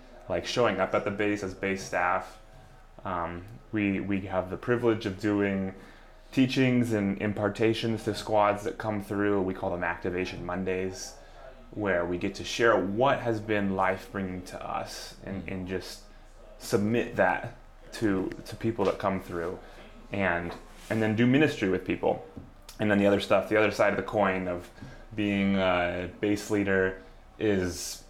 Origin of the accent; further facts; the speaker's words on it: Colorado, United States; moved away as an adult; also born or lived in Washington State; now in Seattle, United States; I was born in the U.S. and then around first grade, I moved to Colorado, and I did most of my growing up in Colorado